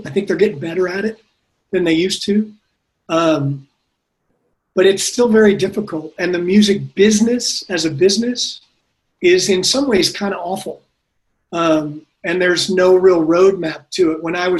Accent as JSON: {"language": "English", "region": "New Jersey", "country": "United States", "lives_now": "Austin, United States", "said": "Well, I'm from New Jersey, and I kind of grew up all over and worked in New York for quite a while."}